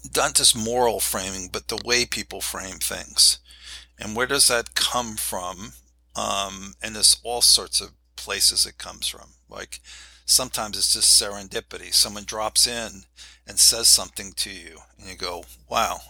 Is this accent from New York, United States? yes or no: yes; New York City, New York, United States; moved away; also born or lived in Akron, Ohio; I was born in New York, New York City